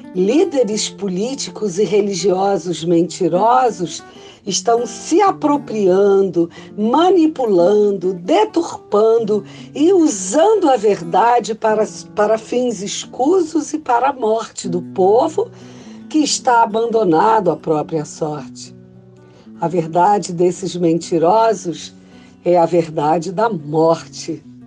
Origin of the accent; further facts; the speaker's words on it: Salvador, Bahia, Brazil; sou baiana de Salvador, pastora metodista